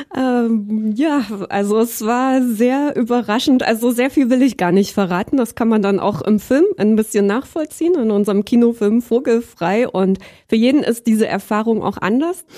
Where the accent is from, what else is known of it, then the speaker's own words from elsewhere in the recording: Berlin, Germany; moved away as an adult; also born or lived in Halle an der Saale / Leipzig / Dresden; geboren bin ich in Halle an der Saale, ähm, wobei ich im Prinzip mehr oder weniger schon immer in Berlin aufgewachsen bin